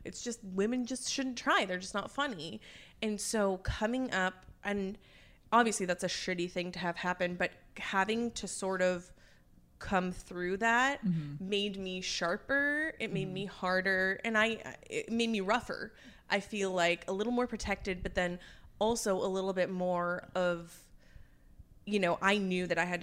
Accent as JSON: {"language": "English", "area": "Orange County", "region": "Southern California", "country": "United States", "tie": "born or raised there", "also_born_or_lived": "San Diego", "moved": "as an adult", "lives_now": "Pensacola, United States", "said": "So I'm from Southern California. I grew up in Orange County and then I went to college in San Diego."}